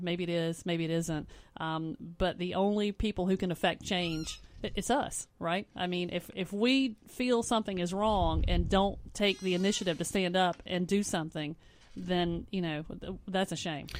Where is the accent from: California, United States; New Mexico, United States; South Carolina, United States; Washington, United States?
South Carolina, United States; Spartanburg; now in West Columbia, United States; I'm from a small town. I'm from Spartanburg